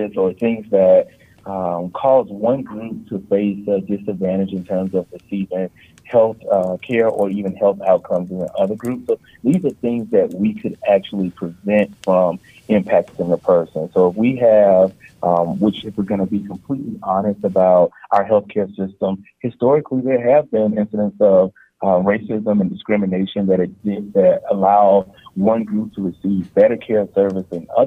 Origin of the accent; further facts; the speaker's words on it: Durham, North Carolina, United States; also born or lived in Person County, North Carolina / Caswell County, North Carolina; While I was born and raised in Durham, North Carolina, I like to say that I am a child of rural North Carolina